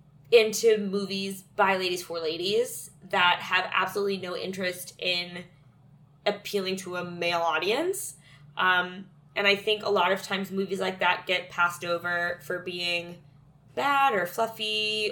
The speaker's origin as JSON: {"language": "English", "town": "Calabasas", "region": "California", "country": "United States", "tie": "born or raised there", "said": "my hometown, Calabasas, California"}